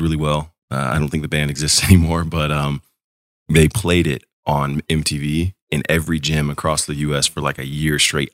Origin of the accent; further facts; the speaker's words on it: San Juan Capistrano, California, United States; moved away as an adult; I grew up in Orange County